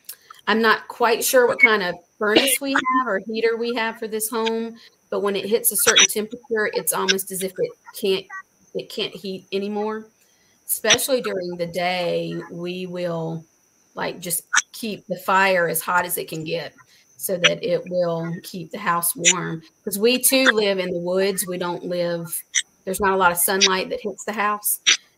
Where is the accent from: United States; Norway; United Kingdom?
United States; South Carolina; because we came from South Carolina where they shut down school for like sleeting